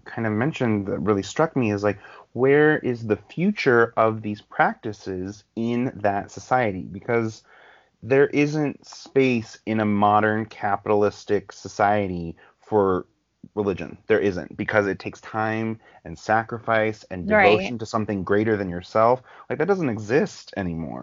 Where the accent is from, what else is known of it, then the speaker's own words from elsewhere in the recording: Ohio, United States; moved away; I'm from Ohio originally